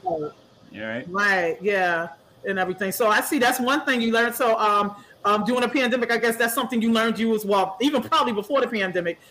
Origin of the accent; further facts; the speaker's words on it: New York City, New York, United States; I'm from Springfield Gardens.